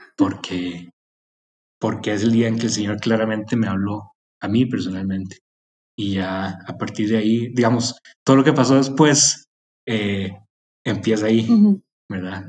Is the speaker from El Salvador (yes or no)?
no; Costa Rica; moved away; also born or lived in Mexico; soy de Costa Rica originalmente